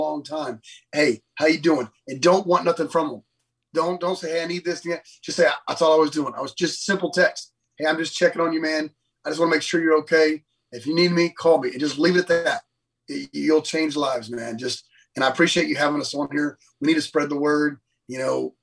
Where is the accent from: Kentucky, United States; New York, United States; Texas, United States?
Texas, United States; Lake Jackson; also born or lived in Freeport, Texas; I grew up in Lake Jackson my whole life